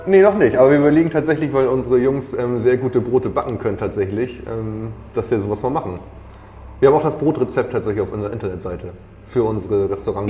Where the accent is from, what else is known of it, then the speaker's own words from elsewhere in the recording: Schleswig-Holstein, Germany; moved away; ich komme aus Schleswig-Holstein. Wir sind jetzt wieder nach Schleswig-Holstein zurückgegangen